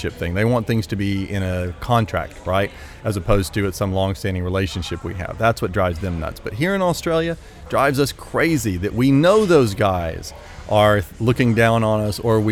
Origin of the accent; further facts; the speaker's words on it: United States; accent: American; also born or lived in Shenzhen, China; I'm an American, as you can hear from my accent